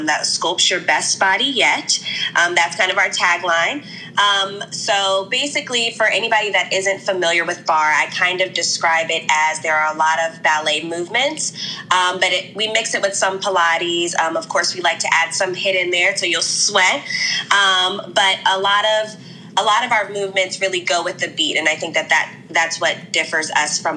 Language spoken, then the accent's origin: English; United States; I am from the DMV area.